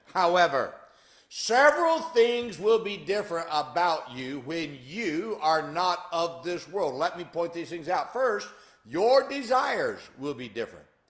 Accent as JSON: {"language": "English", "country": "United States", "tie": "born or raised there", "said": "I grew up in America"}